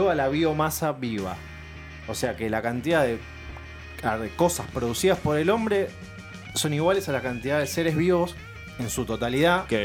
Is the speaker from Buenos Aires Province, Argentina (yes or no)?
yes; Monte Chingolo, Buenos Aires Province, Argentina; a Montechingolo. La curva sigue siendo la curva, nunca cambió. ahí no hubo cuarentena ni pandemia, nada. Bueno, eh, un saludo a mi pueblo natal.